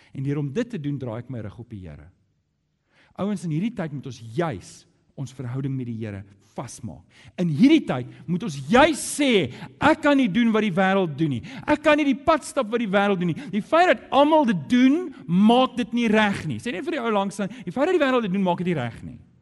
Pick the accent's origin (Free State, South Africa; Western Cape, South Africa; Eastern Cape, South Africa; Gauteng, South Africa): Gauteng, South Africa; Johannesburg; moved away as an adult; now in Cape Town, South Africa; ek kom van Johannesburg af